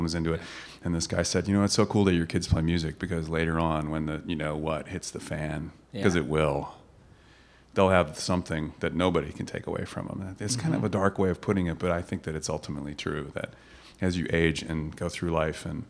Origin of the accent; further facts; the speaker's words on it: Kentucky, United States; I grew up in Kentucky, and my tennis coach was my art teacher